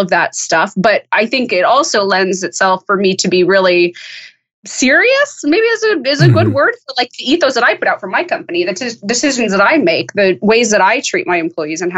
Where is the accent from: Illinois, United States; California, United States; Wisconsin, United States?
California, United States; El Dorado County, Northern; moved away as an adult; also born or lived in Chicago / Los Angeles; I grew up in Northern California